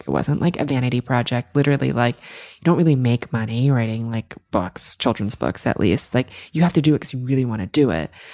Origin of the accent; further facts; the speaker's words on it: New York City, New York, United States; growing up in New York City, everything's go, go, go around you all the time